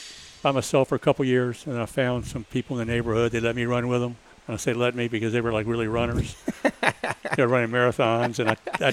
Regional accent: Portsmouth, Virginia, United States; also born or lived in Blacksburg, Virginia; I'm from Portsmouth, P-Town. Grew up in Portsmouth. Probably one of the local, fewer local people.

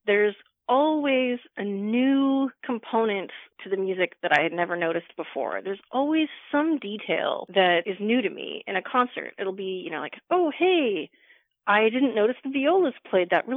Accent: Pacific Northwest, British Columbia, Canada; moved away; I am from the part of Canada where it never snows, which is the Pacific Northwest

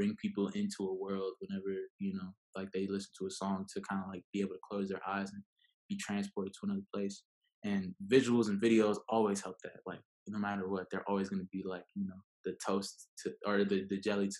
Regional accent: Okinawa, Japan; born there; so my mom was pregnant with me when they were stationed out there. So I was born in Okinawa.

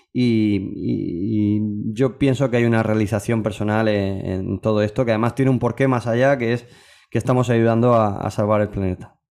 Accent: Region of Murcia, Spain; somos murcianos

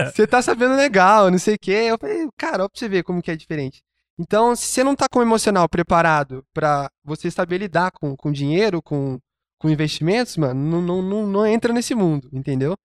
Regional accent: Brazil; como brasileiro mesmo, eu sou. Eu, eu amo ser brasileiro

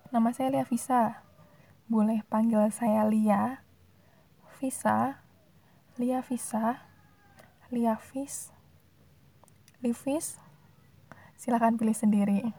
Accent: Surakarta, Central Java, Indonesia; Saya asli orang Solo, Surakarta tepatnya.

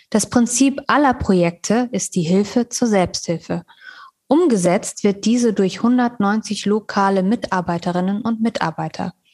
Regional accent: Afghanistan; Das sagen wir so in unserem afghanischen Kulturgebrauch. Wir nennen niemals den Namen ohne die Endung John, weil das gilt bei uns als respektlos.

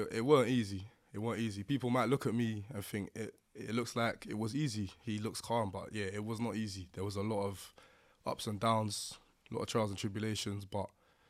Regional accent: Lewisham, London, United Kingdom; So Lewisham originally.

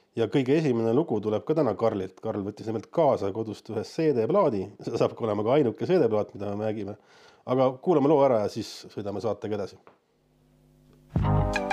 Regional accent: Tallinn, Harju County, Estonia; now in Tartu, Estonia; ma ei ole üldse tartlane või noh, ma olen sündinud Tartus ja siis üheksa kuuselt kolisin Tallinna

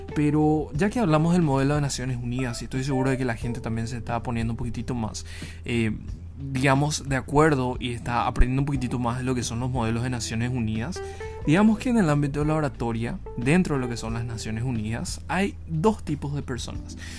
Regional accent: Ciudad del Este, Alto Paraná, Paraguay; yo soy de Ciudad del Este.

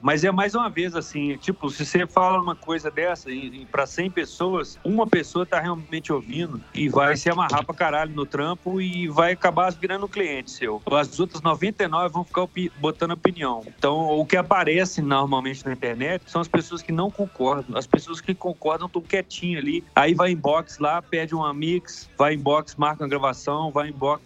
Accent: Brazil; eu sou brazuca

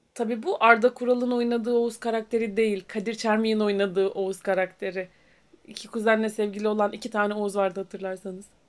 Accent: Rize Province, Turkey; bir Rizeli olarak

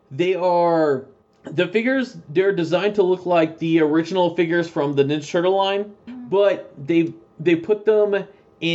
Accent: East Coast, United States; I grew up in the East Coast

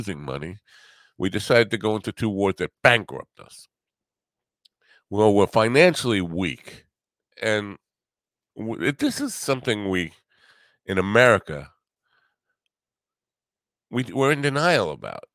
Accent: United States; As an American

